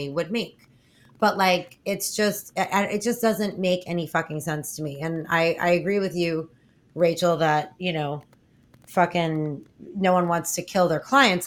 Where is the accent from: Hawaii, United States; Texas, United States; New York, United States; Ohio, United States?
New York, United States; I'm from New York